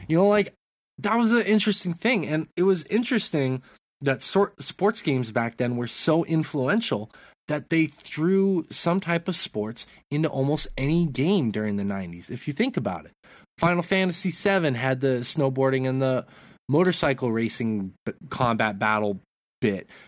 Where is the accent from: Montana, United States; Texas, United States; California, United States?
Montana, United States; Great Falls; you and I grew up in Great Falls